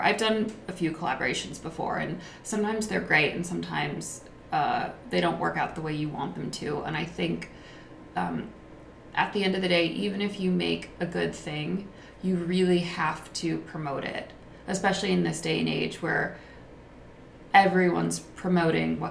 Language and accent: English; United States; as an American